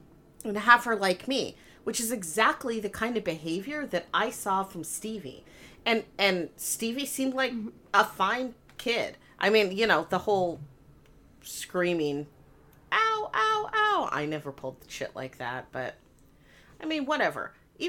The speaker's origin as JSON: {"language": "English", "town": "Missoula", "region": "Montana", "country": "United States", "tie": "born or raised there"}